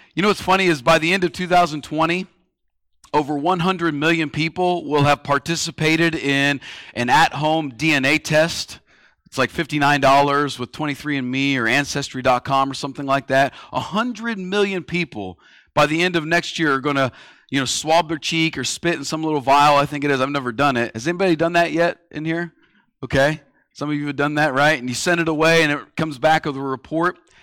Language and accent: English; United States; being an American